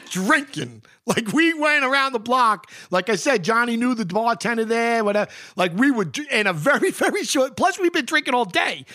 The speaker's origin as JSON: {"language": "English", "town": "New York City", "region": "New York", "country": "United States", "tie": "born or raised there", "said": "I grew up reading the Post. I'm from New York. I always read the Post."}